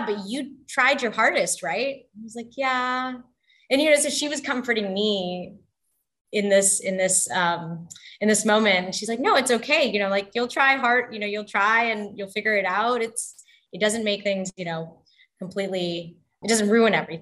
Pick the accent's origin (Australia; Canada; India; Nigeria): Canada; moved away; also born or lived in Texas / Bangladesh; I was born in Canada and grew up there. And then we moved to Texas.